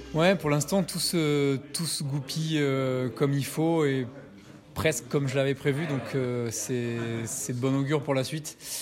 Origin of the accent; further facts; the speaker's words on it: France; now in Valais, Switzerland; je suis français